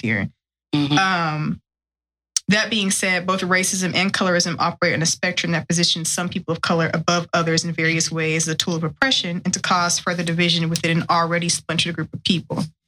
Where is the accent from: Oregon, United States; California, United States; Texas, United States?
Texas, United States; West; I grew up in West Texas.